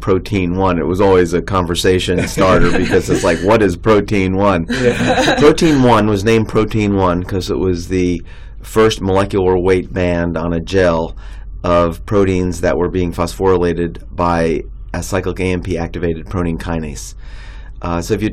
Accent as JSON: {"language": "English", "town": "New York City", "region": "New York", "country": "United States", "tie": "born or raised there", "also_born_or_lived": "Long Island, New York / New Haven, Connecticut", "said": "I grew up in New York City and then on Long Island"}